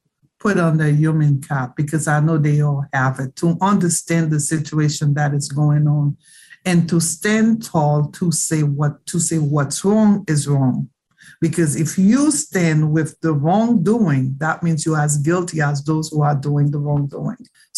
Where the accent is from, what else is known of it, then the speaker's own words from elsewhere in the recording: Haiti; moved away as an adult; now in Florida, United States; Being born and raised in Haiti, I was born and raised in Haiti. I came here at the age of 21.